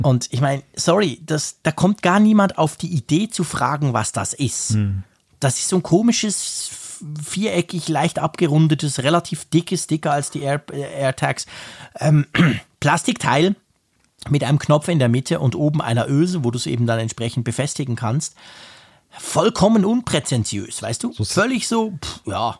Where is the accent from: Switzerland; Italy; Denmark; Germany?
Switzerland; ich als Schweizer